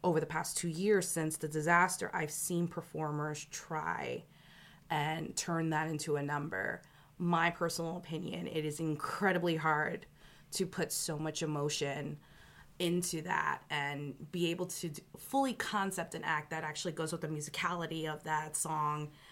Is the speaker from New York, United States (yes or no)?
yes; New York City, New York, United States; Growing up in El Barrio